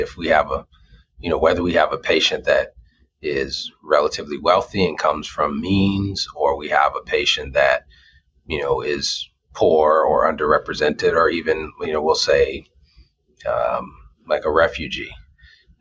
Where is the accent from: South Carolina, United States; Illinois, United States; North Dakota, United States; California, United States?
California, United States; Los Angeles; moved away as an adult; now in Des Moines, United States; I'm from California, born and raised in Los Angeles, and moved to Des Moines specifically for this opportunity